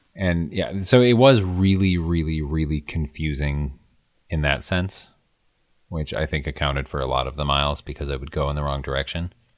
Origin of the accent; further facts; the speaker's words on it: Midwest, United States; I'm from the Midwest